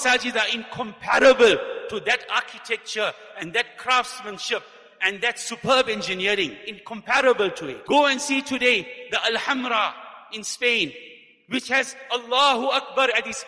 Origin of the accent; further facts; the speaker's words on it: South Africa; we as South African, living as a minority in this country